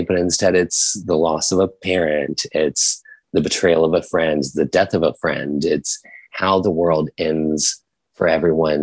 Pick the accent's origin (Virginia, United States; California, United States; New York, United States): Virginia, United States; when I was growing up in Virginia in like a small town of like 1,000 people